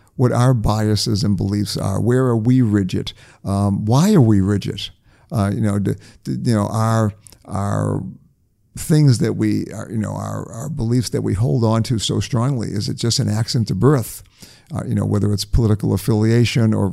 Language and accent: English; New England, United States; I grew up in New England